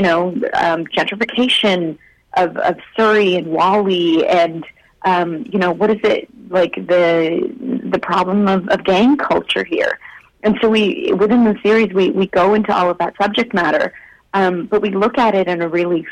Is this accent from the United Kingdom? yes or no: no; India; now in Canada; I was born in India